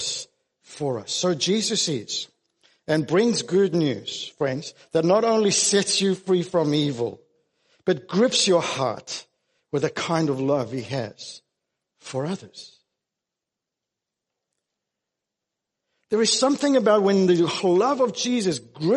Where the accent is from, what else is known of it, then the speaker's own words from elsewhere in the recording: South Africa; now in Australia; I grew up in South Africa.